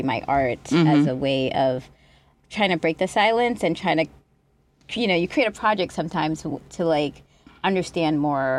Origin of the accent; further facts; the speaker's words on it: New Jersey, United States; also born or lived in Boston / Trinidad and Tobago; So I was born in Boston, and then we moved to Trinidad and Tobago to live with our father when I was like 5 years old, and then we moved back to. Well, back to America at nine and lived in New Jersey.